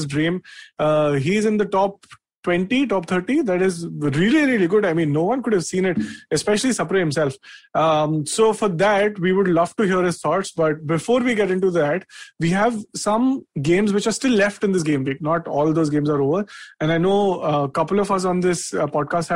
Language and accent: English; Delhi, India; I'm also born and raised Delhi